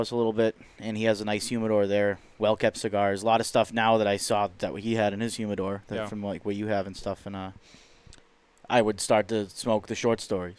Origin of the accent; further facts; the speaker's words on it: United States; And I'm this American kid